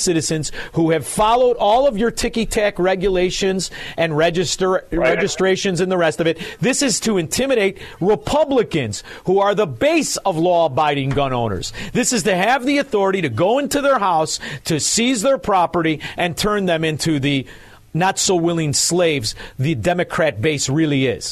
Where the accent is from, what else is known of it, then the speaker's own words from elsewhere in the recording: Hinsdale, Illinois, United States; also born or lived in Melrose Park, Illinois; now in Florida, United States; I was born in Hinsdale